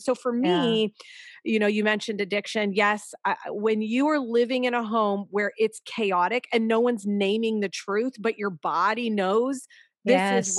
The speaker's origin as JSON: {"language": "English", "region": "California", "country": "United States", "lives_now": "Chicago, United States", "said": "We have lived all over, but we just moved here a little over a year ago. And that's, we're from Southern California. And so we're in Chicago."}